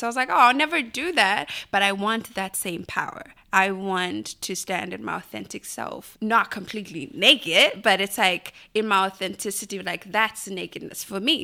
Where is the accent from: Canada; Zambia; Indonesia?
Zambia; Lusaka, Lusaka Province; moved away; I grew up in a small compound called Linda in Lusaka.